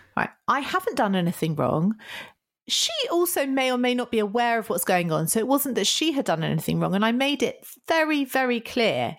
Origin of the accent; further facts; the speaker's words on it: United Kingdom; I am so British